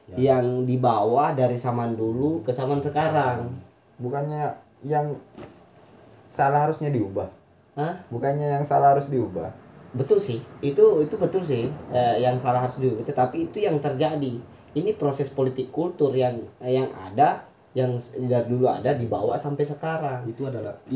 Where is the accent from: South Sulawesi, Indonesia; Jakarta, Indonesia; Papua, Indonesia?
South Sulawesi, Indonesia; Bone; kita sebagai orang Bone itu uh, masa dinilai dari seratus ribu